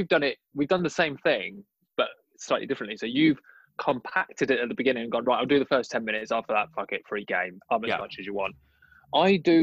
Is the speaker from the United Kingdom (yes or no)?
yes; London, United Kingdom; I'm a Londoner